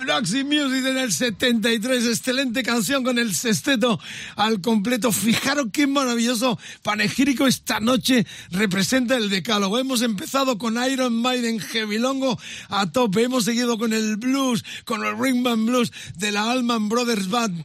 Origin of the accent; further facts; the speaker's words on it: Huelva, Andalusia, Spain; Yo soy, yo soy uno de Huelva.